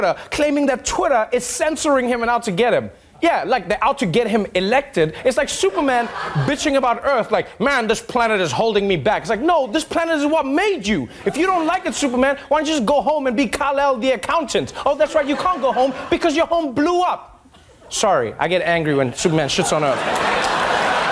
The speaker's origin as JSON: {"language": "English", "country": "South Africa", "said": "I'm just a South African baby slammer"}